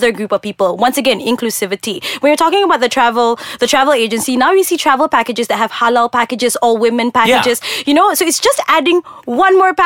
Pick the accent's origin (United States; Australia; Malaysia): Malaysia; I as a Malaysian